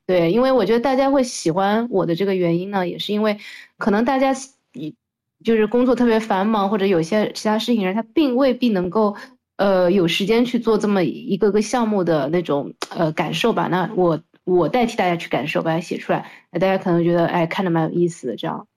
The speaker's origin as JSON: {"language": "Chinese", "region": "Shanghai", "country": "China", "tie": "born or raised there", "said": "我其实是一个土生土长的上海人，然后和大家一样的，从小在中国的这样的环境里样长大的一个，呃，人"}